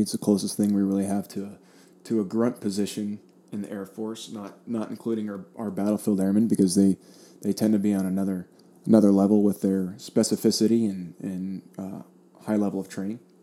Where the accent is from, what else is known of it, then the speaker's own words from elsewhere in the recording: South Florida, United States; I grew up in South Florida